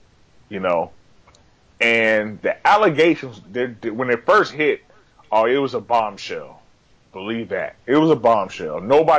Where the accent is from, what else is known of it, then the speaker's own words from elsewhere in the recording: Louisville, Kentucky, United States; I'm an Army brat, so I grew up mostly in the Louisville, Fort Knox area.